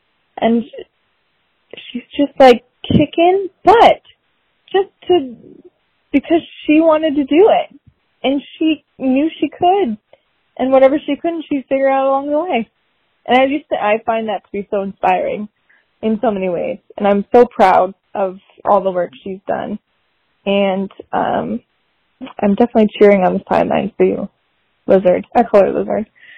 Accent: Orange County, California, United States; I'm from Orange County. I'm in Irvine right now

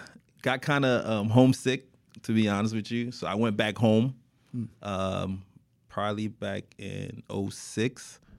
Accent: Miami, Florida, United States; born and raised in Miami, Florida, graduate of North Miami Beach Senior High. NMB in the building, you guys already know.

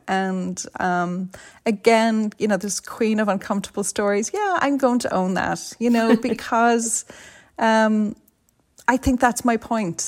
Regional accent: Dublin, Leinster, Ireland; moved away as an adult; now in San Francisco, United States; I'm from Vibbsborough, not, a stone's throw from Cabra.

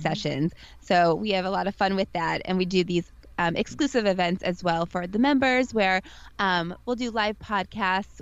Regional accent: St. Louis, Missouri, United States; moved away; I come from St. Louis, Missouri, the Midwest

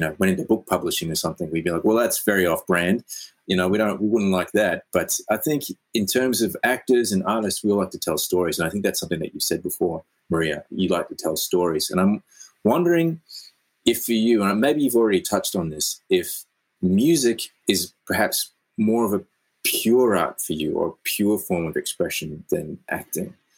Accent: Australia; Yes, I'm Australian.

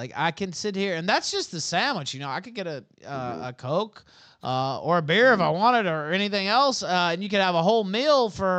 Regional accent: Memphis, Tennessee, United States; I'm from Memphis

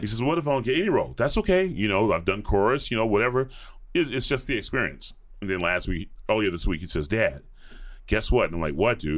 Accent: Atlanta, Georgia, United States; moved away; grew up in the suburbs of Atlanta

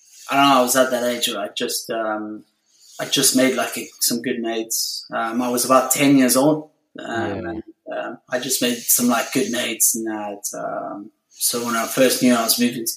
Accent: South Africa; moved away as an adult; now in United Kingdom; I'm from South Africa. I was born and raised in South Africa.

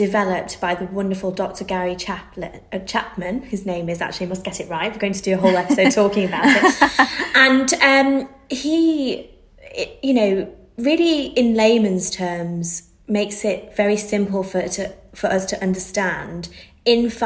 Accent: Manchester, North West England, United Kingdom; moved away as an adult; now in London, United Kingdom; I'm from Manchester. I moved to London

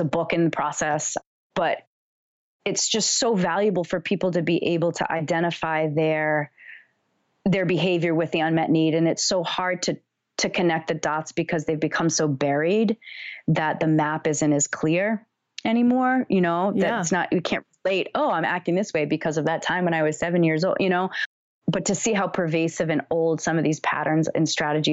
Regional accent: Bird Creek, Alaska, United States; now in Rhode Island, United States; I'm from Alaska, and my parents created this community with 10 other people on like 25 acres.

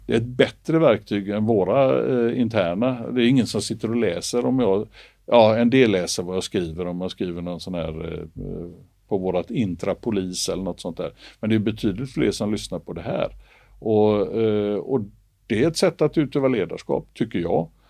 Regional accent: Gothenburg, Västra Götaland, Sweden; jag är uppväxt i Göteborg

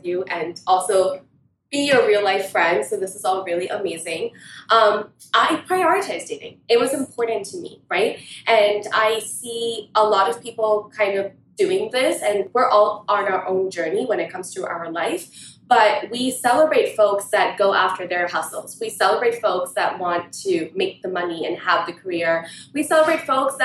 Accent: Long Island, New York, United States; also born or lived in India; I grew up in Long Island, went to India, and then I came back.

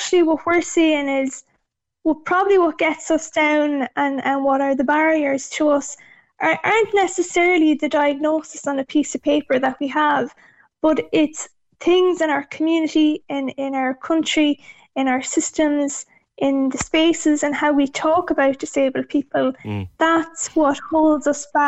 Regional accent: Mayo, Connacht, Ireland; I'm from Acklinand and Mayo myself, and growing up as the only disabled child in the village

